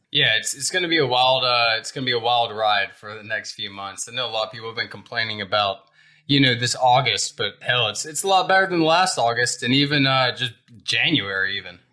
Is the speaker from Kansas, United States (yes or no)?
no; Alabama, United States; I'm from yeah. Alabama, but I don't know this much farm jargon